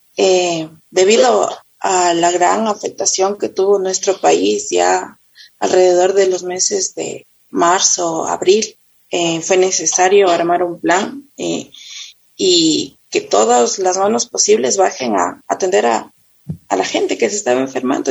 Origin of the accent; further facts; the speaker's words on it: Quito, Pichincha, Ecuador; yo eh, nací en Quito, eh, vivo en Pomaski, toda mi vida he vivido